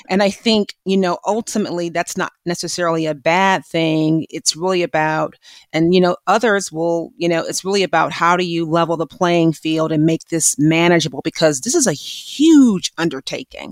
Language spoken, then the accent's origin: English; Milwaukee, Wisconsin, United States; my hometown of Milwaukee, Wisconsin